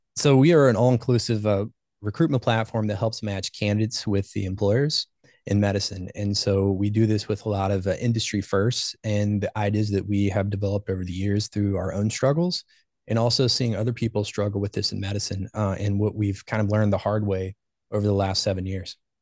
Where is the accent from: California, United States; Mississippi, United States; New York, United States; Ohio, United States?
Ohio, United States; also born or lived in Baltimore, Maryland; I was born and raised in Ohio.